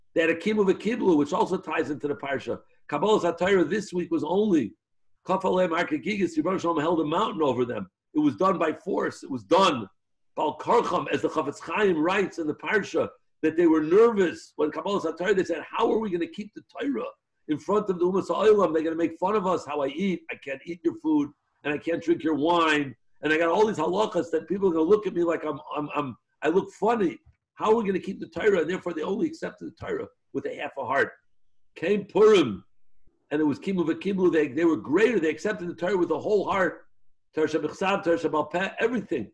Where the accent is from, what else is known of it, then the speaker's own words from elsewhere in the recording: New York City, New York, United States; I was born in Chaydish Adar in Jewish Hospital on King's Highway a number of years back